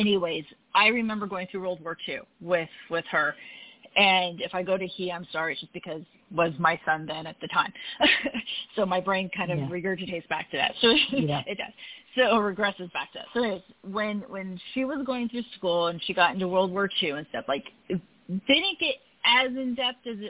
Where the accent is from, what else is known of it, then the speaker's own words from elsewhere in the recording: California, United States; also born or lived in Utah; I grew up in California